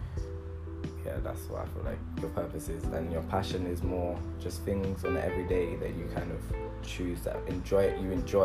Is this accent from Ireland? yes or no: no; London, United Kingdom; I'm from East London.